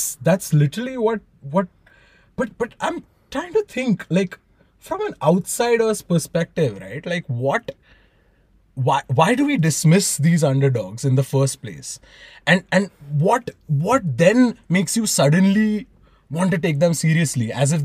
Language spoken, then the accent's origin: English; India; growing up in India